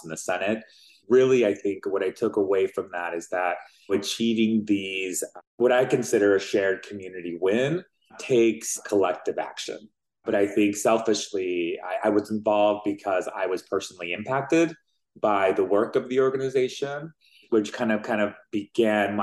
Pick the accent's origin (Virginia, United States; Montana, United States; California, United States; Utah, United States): Utah, United States; also born or lived in Mexico City, Mexico; I was born in Mexico City, grew up in Utah